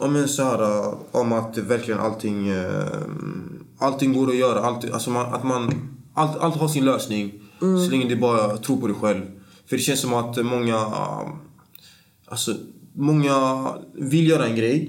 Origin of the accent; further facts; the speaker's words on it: Gothenburg, Västra Götaland, Sweden; jag är från Bergsjön, eh, mm. en stadsdel i östra Göteborg